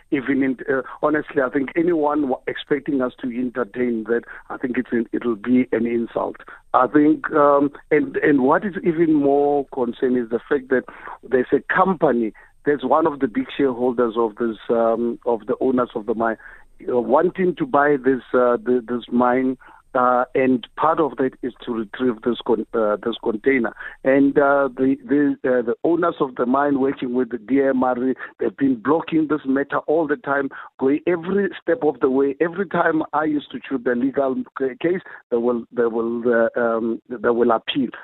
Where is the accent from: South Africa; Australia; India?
South Africa; a South African